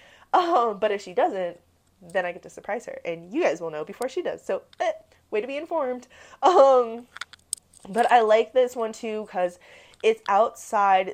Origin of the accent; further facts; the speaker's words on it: Midwest, United States; I'm from the Midwest.